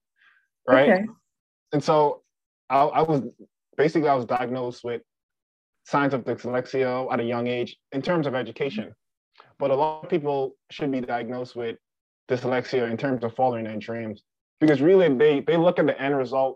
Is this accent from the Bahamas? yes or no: yes; Bahamas; moved away as an adult; now in South Dakota, United States; I am from the Bahamas.